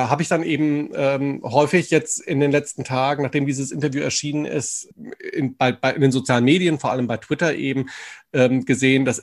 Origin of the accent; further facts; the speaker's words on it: Wetzlar, Hesse, Germany; Also ich, ich komme ja ursprünglich aus Wetzlar, aus Mittelhessen